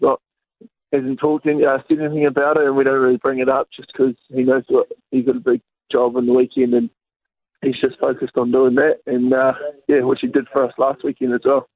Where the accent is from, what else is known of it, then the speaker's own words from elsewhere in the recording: South Island, New Zealand; I'm from the South Island